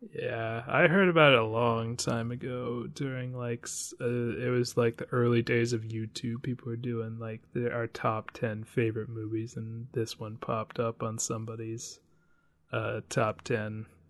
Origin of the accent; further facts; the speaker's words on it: Washington, United States; I'm from Washington